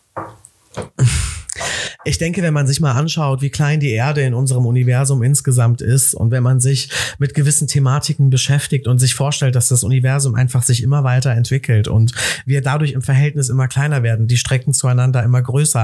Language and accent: German; Cologne, North Rhine-Westphalia, Germany; also born or lived in Amsterdam; ich bin in Köln groß geworden